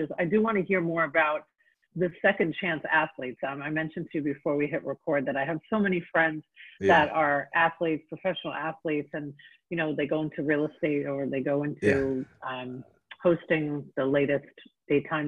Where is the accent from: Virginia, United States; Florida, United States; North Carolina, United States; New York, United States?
New York, United States; now in Tampa Bay, United States; I'm from New York